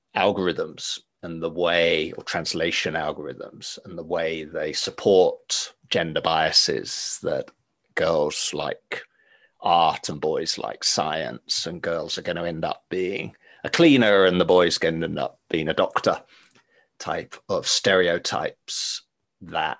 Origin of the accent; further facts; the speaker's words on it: England, United Kingdom; moved away; also born or lived in Finland; I'm English by by birth, and I remember my upbringing in in England